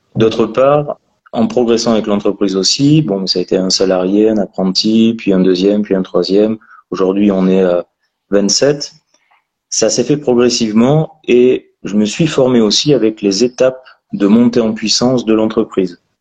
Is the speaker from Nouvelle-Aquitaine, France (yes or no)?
yes; Périgord, Nouvelle-Aquitaine, France; je suis natif du Périgord